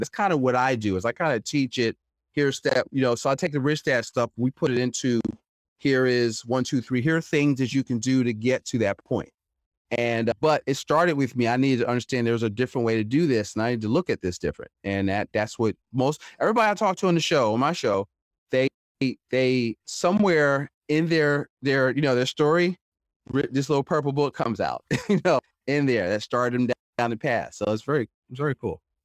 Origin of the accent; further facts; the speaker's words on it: Philadelphia, Pennsylvania, United States; I'm born and raised in Philadelphia, uh, so not West Philly, like Fresh Prince, North Philly